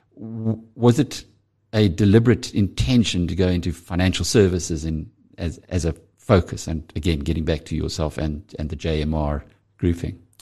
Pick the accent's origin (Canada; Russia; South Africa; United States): South Africa; KwaZulu-Natal; I'm from KwaZulu-Natal